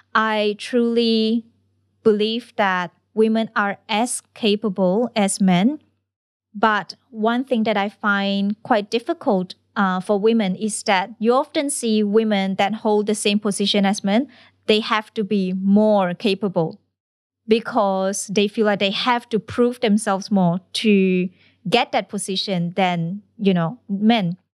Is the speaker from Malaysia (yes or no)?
yes; Malaysia; moved away as an adult; now in Australia; I come from Malaysia